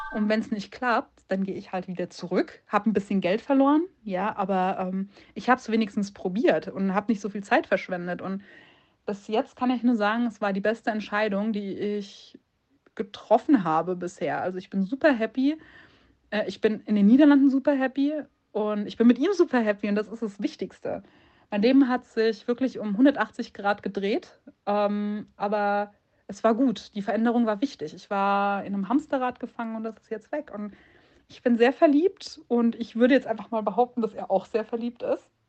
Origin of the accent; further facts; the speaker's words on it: Munich, Bavaria, Germany; moved away; ich bin ursprünglich aus München